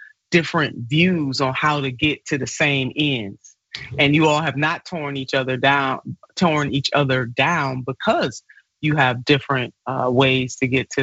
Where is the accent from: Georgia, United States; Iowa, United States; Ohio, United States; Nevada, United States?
Ohio, United States; my home state